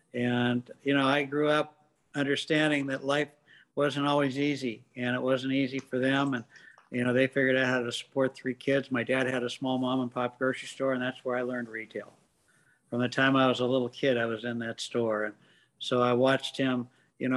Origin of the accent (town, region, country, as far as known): Seattle, Washington, United States; born or raised there